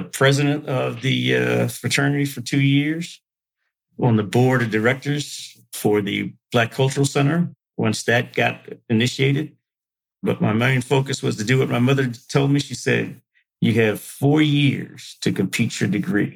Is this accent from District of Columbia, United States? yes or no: yes; Washington, District of Columbia, United States; moved away as an adult; also born or lived in West Lafayette, Indiana; I'm originally from Washington, D.C.